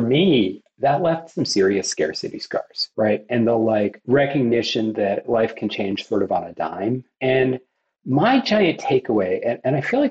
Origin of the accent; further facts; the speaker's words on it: Fairfax, Virginia, United States; I was really blessed to be born in Fairfax, Virginia, just outside of Washington, D.C.